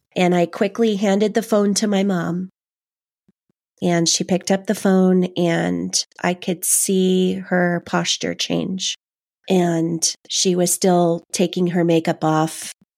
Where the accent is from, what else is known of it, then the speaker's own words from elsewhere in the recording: Los Angeles, California, United States; I grew up in Canoga Park, um, Canoga Park, West Hills area